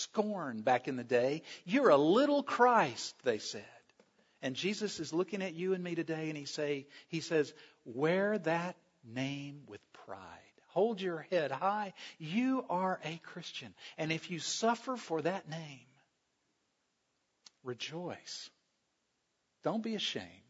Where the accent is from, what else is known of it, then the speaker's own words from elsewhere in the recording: South Carolina, United States; I grew up in South Carolina